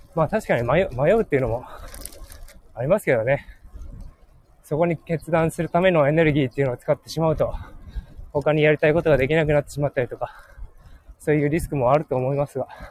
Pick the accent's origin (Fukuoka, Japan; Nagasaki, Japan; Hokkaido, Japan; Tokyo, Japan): Hokkaido, Japan; 僕はすごい、北海道の田舎に育って